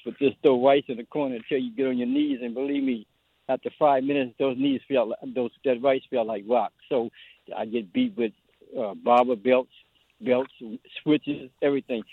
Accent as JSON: {"language": "English", "region": "Louisiana", "country": "United States", "moved": "yes", "lives_now": "Washington, D.C., United States", "said": "I'm, I'm from Louisiana, and I grew up in the fifties and sixties"}